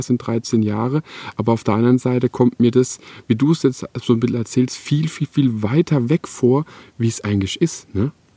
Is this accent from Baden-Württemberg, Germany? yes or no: yes; Electoral Palatinate, Baden-Württemberg, Germany; in der Umgebung, wo ich, wo ich eben wohne und auch aufgewachsen bin in der Kurpfalz